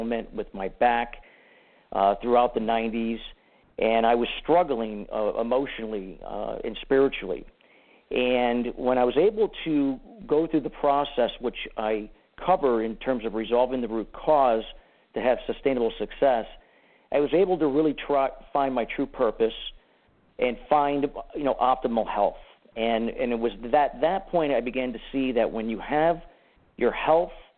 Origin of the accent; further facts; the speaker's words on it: Danbury, Connecticut, United States; also born or lived in Clearwater, Florida / Arizona / California / Washington; spent most of my childhood and my teenage years here in Danbury, Connecticut.